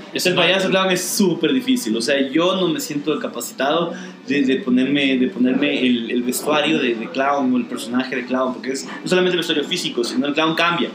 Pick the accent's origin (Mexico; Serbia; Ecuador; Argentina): Ecuador; Quito, Pichincha; soy bien quiteño, creo yo. O sea. Soy un tipo que ha vivido casi toda su vida en Quito